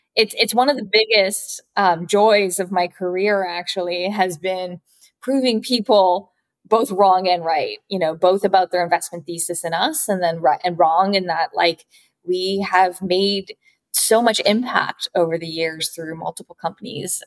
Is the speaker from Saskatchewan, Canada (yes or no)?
no; Vancouver, British Columbia, Canada; moved away as an adult; also born or lived in New York; my parents were Japanese immigrants and they moved to Vancouver in Canada. So, I was actually born and raised in Canada